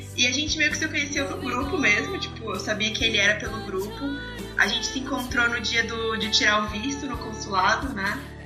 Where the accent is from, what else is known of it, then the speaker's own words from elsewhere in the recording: São Paulo, Brazil; eu sou de São Paulo